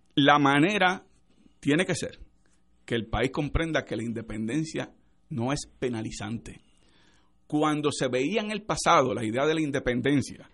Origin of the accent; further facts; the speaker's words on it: Puerto Rico; somos una nacionalidad puertorriqueña, con nuestro propio territorio, nuestra propia patria